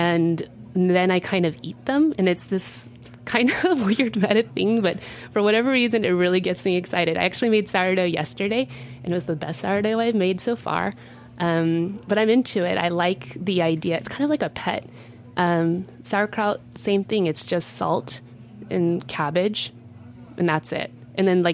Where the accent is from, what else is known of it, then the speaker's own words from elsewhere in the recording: Texas, United States; now in New York, United States; I come from Texas